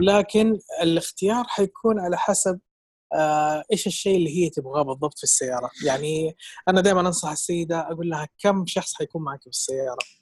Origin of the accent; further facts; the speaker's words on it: Saudi Arabia; عندنا في السعوديه